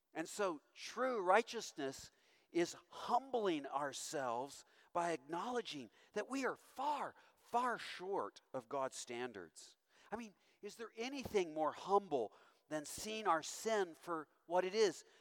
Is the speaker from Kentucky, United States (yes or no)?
yes; Owensboro, Kentucky, United States; moved away; I'm from Owensboro, Kentucky, of all places